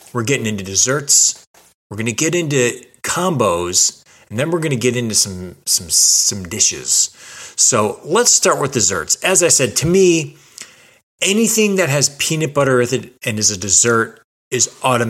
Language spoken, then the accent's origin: English; Los Angeles, California, United States; I'm from Los Angeles